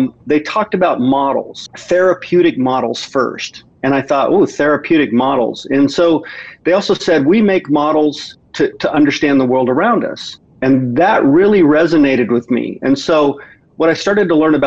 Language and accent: English; Midwest, United States; I grew up in the Midwest